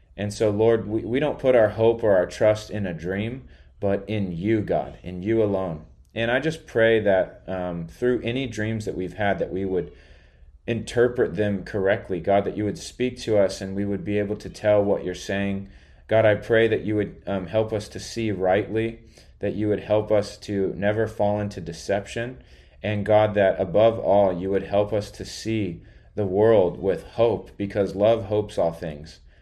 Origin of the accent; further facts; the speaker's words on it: United States; I'm American